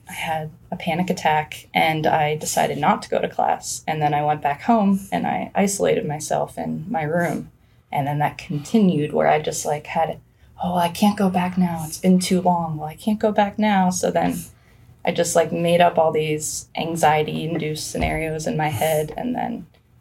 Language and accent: English; near Penn State, Pennsylvania, United States; Penn State is 30 minutes from my hometown